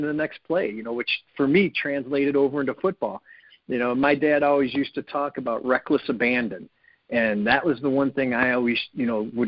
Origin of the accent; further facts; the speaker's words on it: Lakewood, Ohio, United States; I grew up in Lakewood, a couple miles from the house